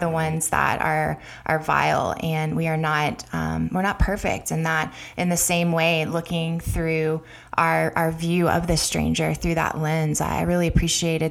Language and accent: English; the South, United States; growing up in the South here in America in a really conservative evangelical Christian background